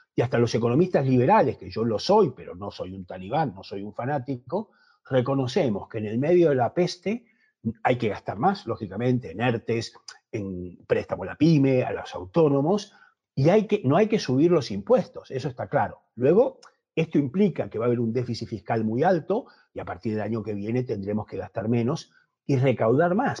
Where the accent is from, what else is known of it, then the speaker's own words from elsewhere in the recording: Argentina; accent: Argentine; moved away; also born or lived in United States / Spain; por mi acento que soy de origen argentino, aunque llevo muchos años en Estados Unidos y en España, me fui muy jovencito